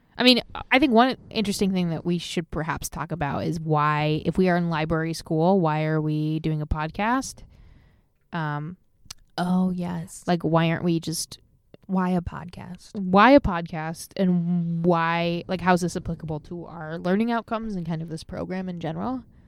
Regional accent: Michigan, United States; also born or lived in Hawaii; now in Seattle, United States

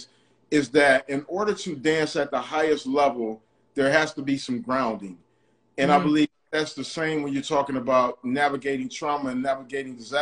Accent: Detroit, Michigan, United States; I grew up like in Detroit

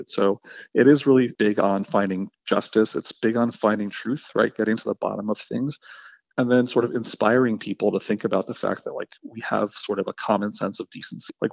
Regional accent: Afghanistan; born there; So I was born in Afghanistan, right, which is sort of notoriously one of the most corrupt countries in the world.

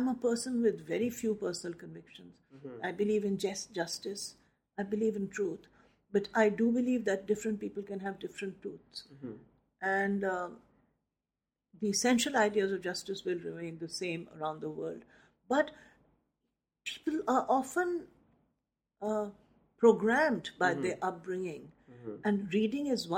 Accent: Nainital, Uttarakhand, India; my hometown of Nainital

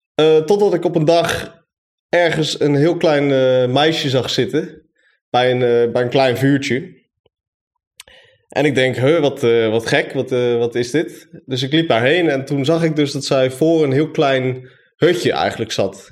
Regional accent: Zeewolde, Flevoland, Netherlands; now in Enschede, Netherlands; Ik woon in, Enschede. En opgegroeid in Zeewolde, net als Stefan

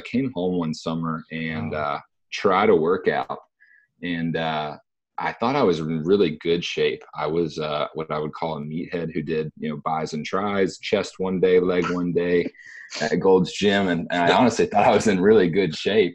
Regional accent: Dothan, Alabama, United States; moved away as an adult; also born or lived in Virginia / Decatur; now in Birmingham, United States; from the South, born in Virginia, moved down south through Decatur, through Dothan, and I would probably say Dothan's the hometown

